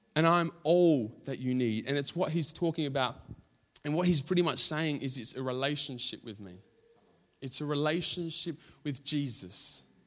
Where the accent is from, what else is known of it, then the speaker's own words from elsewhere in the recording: Australia; we're Australian